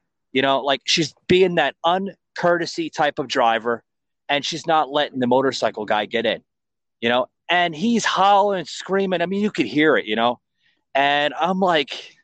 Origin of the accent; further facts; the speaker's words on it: New York, Northeast, United States; now in Florida, United States; I'm from, you know, the Northeast. I'm from New York, New Jersey area.